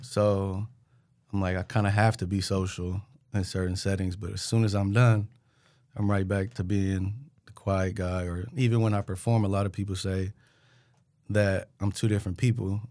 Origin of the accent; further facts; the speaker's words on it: Richmond, California, United States; moved away as an adult; now in Sacramento, United States; I'm from Richmond